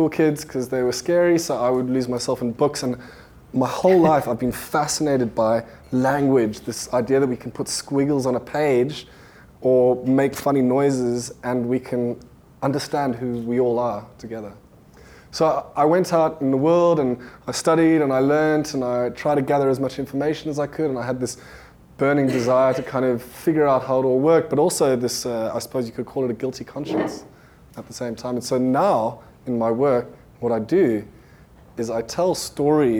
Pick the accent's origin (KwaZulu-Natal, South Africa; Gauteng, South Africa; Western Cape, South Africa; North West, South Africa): Gauteng, South Africa; Johannesburg; I was born in 1983 in Johannesburg, South Africa.